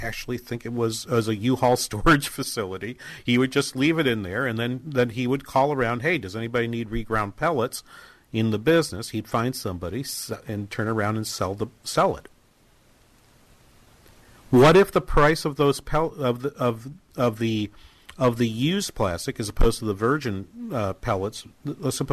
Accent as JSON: {"language": "English", "town": "Manchester", "region": "New Hampshire", "country": "United States", "tie": "born or raised there", "said": "my hometown in Manchester, New Hampshire"}